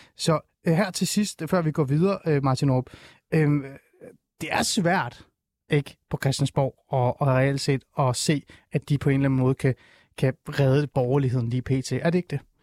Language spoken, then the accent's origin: Danish; Aarhus, Central Denmark Region, Denmark; jeg er fra Aarhus